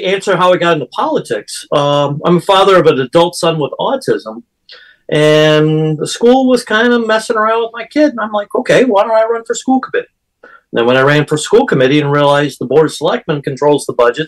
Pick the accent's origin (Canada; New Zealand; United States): United States; Midwest; now in Massachusetts, United States; I grew up in the Midwest